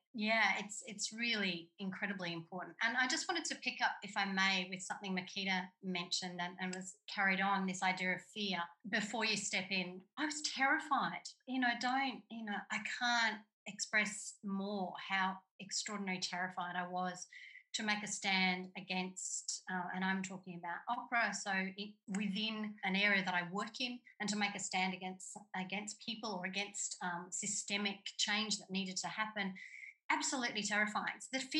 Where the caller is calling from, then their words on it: Australia; I'm calling in from Gimilaroi country and I'm in a regional area.